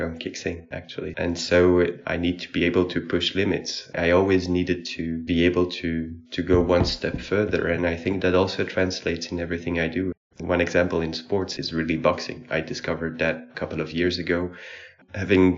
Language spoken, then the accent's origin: English; Brussels, Brussels-Capital Region, Belgium; I'm from Belgium, probably from Brussels.